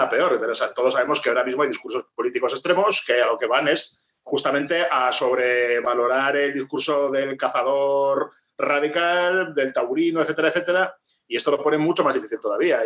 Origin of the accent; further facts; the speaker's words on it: Maestrazgo, Spain; conozco mi pueblo, Maestrazgo